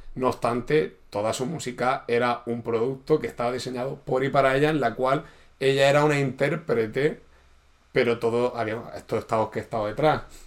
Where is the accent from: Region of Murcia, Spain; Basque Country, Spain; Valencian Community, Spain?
Region of Murcia, Spain; soy de Murcia